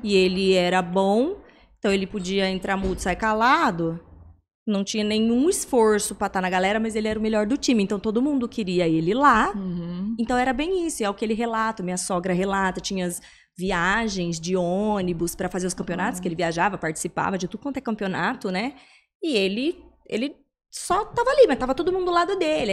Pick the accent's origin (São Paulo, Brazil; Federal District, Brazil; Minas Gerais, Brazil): São Paulo, Brazil; São José do Rio Preto; eu sou de São José do Rio Preto, nós estamos lá